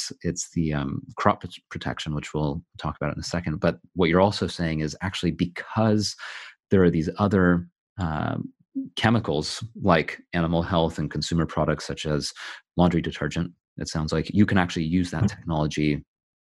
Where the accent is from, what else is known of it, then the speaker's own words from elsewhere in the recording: California, United States; now in United Kingdom; I'm originally from California, which is why I sound the way